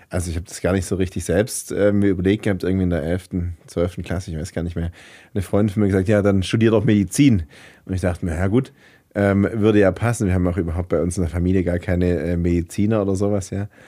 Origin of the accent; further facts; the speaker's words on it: Heilbronn, Baden-Württemberg, Germany; moved away as an adult; also born or lived in Uganda / Berlin; Ich komme äh, gebürtig aus Heilbronn, also bin ich im Gesundbrunnen zur Welt ähm, gekommen tatsächlich und dann sind wir irgendwann nach Horkheim gezogen, da bin ich äh, groß geworden und äh, da ist mein Elternhaus